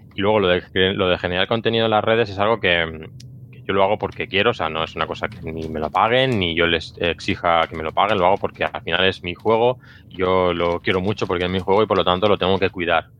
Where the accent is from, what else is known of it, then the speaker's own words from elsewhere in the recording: Barcelona, Catalonia, Spain; yo soy de Barcelona